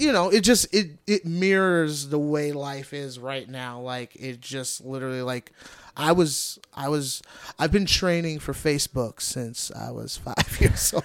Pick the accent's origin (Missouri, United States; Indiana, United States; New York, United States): Indiana, United States; Gary; also born or lived in East Chicago, Indiana; I grew up in Gary